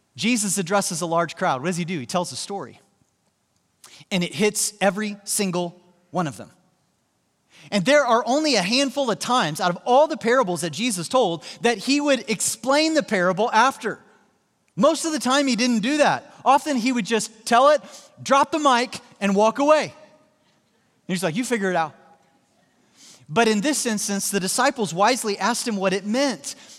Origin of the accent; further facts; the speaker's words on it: Joplin, Missouri, United States; my hometown, uh, Joplin, Missouri